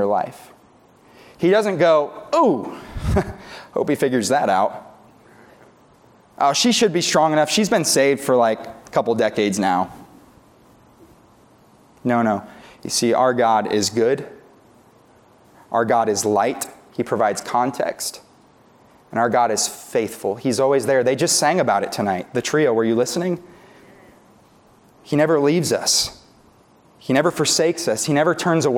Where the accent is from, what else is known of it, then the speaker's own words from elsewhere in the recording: New York, United States; moved away as an adult; now in Tulsa, United States; we're from New York originally. We didn't have tornadoes up there. We just had lake effect snowstorms